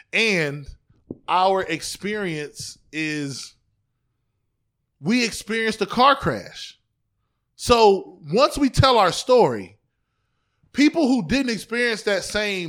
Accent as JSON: {"language": "English", "town": "East Cleveland", "region": "Ohio", "country": "United States", "tie": "born or raised there", "said": "I grew up in East Cleveland in the 90s and it was the murder capital of the world from 94 to 95"}